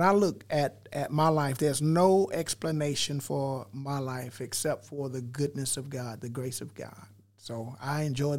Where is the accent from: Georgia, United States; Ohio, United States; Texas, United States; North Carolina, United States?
Georgia, United States; Brunswick; born there; You know, I was born over in Brunswick, so St. Simon's, I've been on St. Simon's more in the last 13 months than I had my whole life.